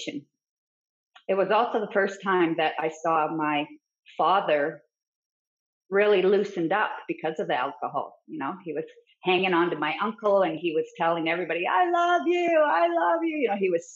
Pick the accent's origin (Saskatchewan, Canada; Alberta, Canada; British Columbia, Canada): British Columbia, Canada; Fort Nelson; I grew up in Fort Nelson, BC, and it's a very small town.